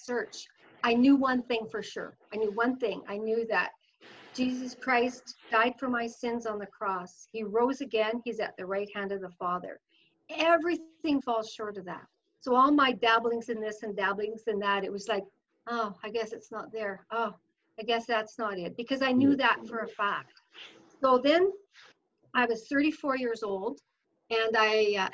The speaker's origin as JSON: {"language": "English", "town": "Fort Saskatchewan", "region": "Alberta", "country": "Canada", "tie": "born or raised there", "lives_now": "Sherwood Park, Canada", "said": "I grew up in Fort Saskatchewan. I lived there, you know, as my growing years"}